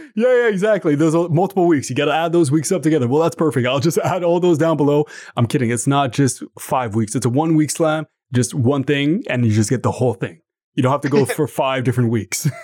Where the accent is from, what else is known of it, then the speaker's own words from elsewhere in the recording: Canada; I'm from Canada